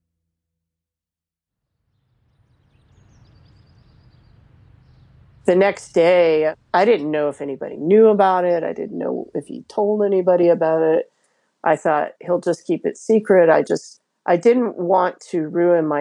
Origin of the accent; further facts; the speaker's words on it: Alabama, United States; I was raised in Alabama